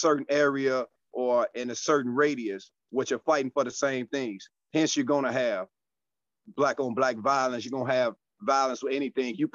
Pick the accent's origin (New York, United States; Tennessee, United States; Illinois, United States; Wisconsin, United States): Illinois, United States; Chicago; coming from Chicago. I'm out of the South Suburbs